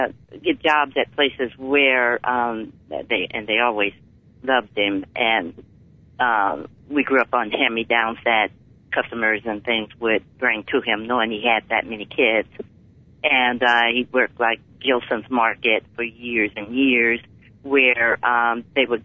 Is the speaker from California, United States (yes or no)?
yes; Los Angeles, California, United States; also born or lived in San Fernando; We moved to the San Fernando Valley, and I grew up in Pacoima